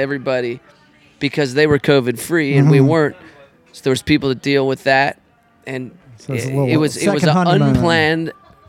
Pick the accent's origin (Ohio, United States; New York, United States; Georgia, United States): Georgia, United States; moved away as an adult; also born or lived in Chicago, Illinois / Los Angeles, California; now in New Orleans, United States; And my old man was from the south side of Chicago. lived there until I was a tyke, moved to Georgia, was raised there, started playing music in Georgia.